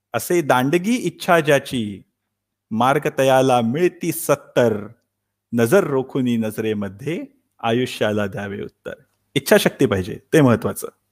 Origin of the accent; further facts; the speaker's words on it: Thane, Maharashtra, India; moved away as an adult; now in Stuttgart, Germany; मी मूळचा ठाण्याचा अगदी जन्मापासून ते जर्मनीला येईपर्यंत संपूर्ण ठाणं